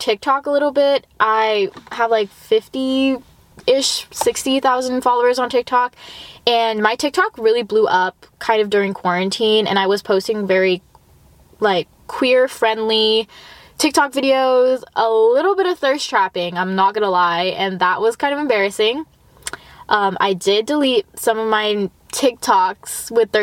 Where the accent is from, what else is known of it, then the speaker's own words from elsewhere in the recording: Los Angeles, California, United States; I grew up in the Valley. I went to school in the Valley.